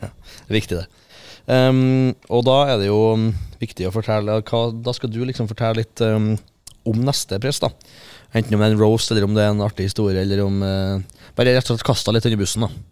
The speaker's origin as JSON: {"language": "Norwegian", "area": "Fosen", "region": "Trøndelag", "country": "Norway", "said": "fra Fosen, og morsan er fra Innherred"}